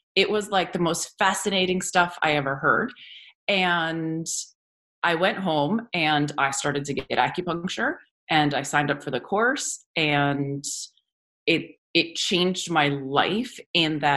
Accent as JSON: {"language": "English", "region": "New Jersey", "country": "United States", "tie": "born or raised there", "said": "I grew up here in New Jersey"}